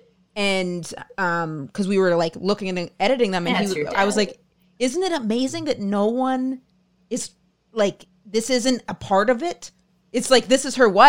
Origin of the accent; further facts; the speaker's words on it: Maine, United States; I'm from Maine